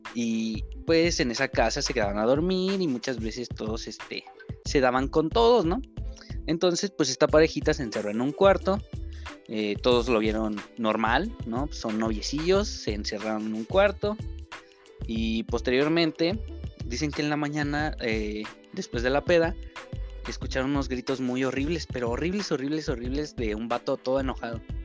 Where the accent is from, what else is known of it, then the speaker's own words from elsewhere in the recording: General Escobedo, Nuevo León, Mexico; tengo 24 años y soy de Escobedo